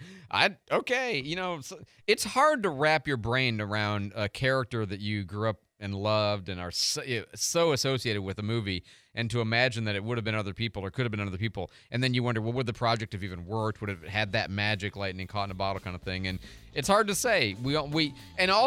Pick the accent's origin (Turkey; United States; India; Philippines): United States; Midwest; now in Pensacola, United States; I'm from the Midwest